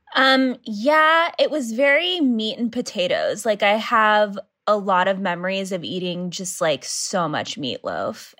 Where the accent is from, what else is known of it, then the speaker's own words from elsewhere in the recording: Idaho, United States; moved away as an adult; now in Los Angeles, United States; growing up in Idaho